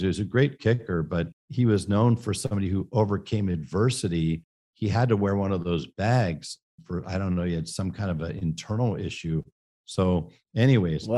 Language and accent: English; San Francisco, California, United States; I grew up in San Francisco, California